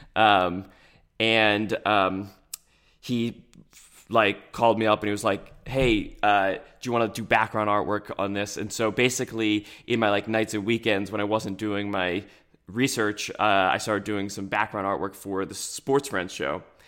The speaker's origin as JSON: {"language": "English", "region": "New Jersey", "country": "United States", "said": "we're from South Jersey, and we root for all the Philadelphia teams"}